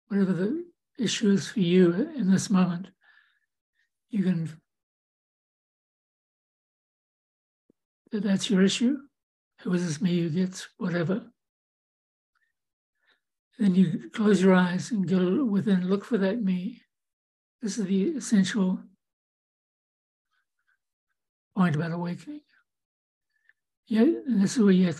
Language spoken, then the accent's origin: English; New Zealand; moved away as an adult; also born or lived in Santa Rosa, California / Davenport, Iowa; now in United States; growing up in New Zealand